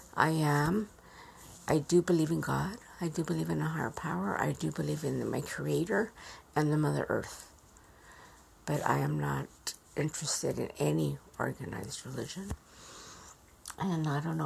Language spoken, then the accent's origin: English; Yuma, Arizona, United States; also born or lived in Mexico; I grew up in Yuma, Arizona.